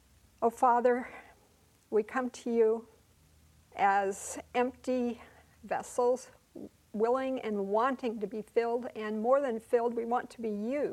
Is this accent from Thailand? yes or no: yes; Bangkok, Thailand; By way of introduction, I was born and reared in Bangkok, Thailand.